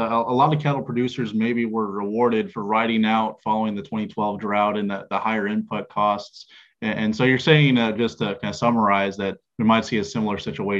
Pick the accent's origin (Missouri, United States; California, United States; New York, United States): Missouri, United States; East Central; my hometown is East Central Missouri.